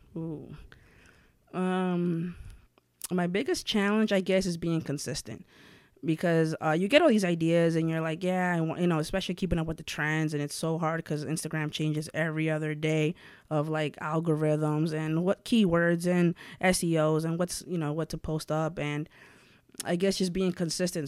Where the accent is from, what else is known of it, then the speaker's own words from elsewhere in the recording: White Plains, New York, United States; also born or lived in Puebla, Mexico; born there and then raised out here in White Plains